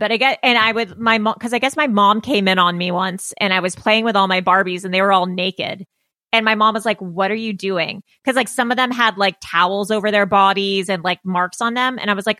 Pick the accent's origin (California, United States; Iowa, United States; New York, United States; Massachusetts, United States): California, United States; Los Angeles; I grew up in Pacific Palisades in Malibu, mm-hmm. which are kind of like more affluent areas in Los Angeles.